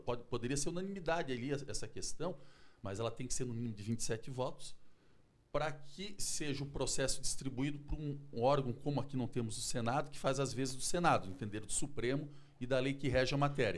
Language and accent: Portuguese; Chapecó, Santa Catarina, Brazil; now in Florianópolis, Brazil; eu também sou natural lá de Chapecó, conheço bem